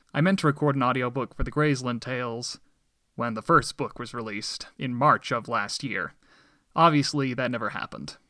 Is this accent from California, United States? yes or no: no; Medford, Oregon, United States; also born or lived in Littleton, Colorado; My family and I moved to Medford, Oregon shortly afterwards when I was about one and a half years old. I grew up there